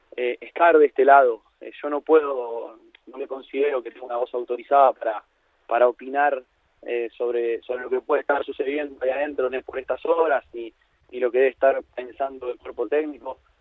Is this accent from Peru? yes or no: no; Argentina; moved away; soy un argentino en exilio que está en Argentina en estos momentos